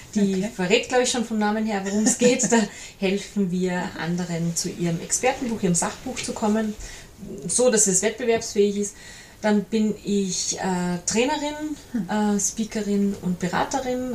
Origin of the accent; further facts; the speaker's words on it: Salzburg, Austria; also born or lived in Mondseeland, Salzkammergut; Ich bin eine Salzburgerin, die im schönen Mondseeland im, im Salzkammergut lebt